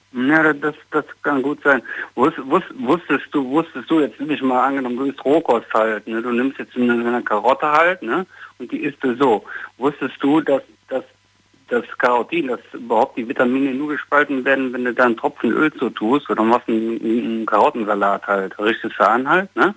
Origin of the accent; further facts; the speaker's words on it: Düsseldorf, North Rhine-Westphalia, Germany; Ich komme aus Düsseldorf, ich bin 44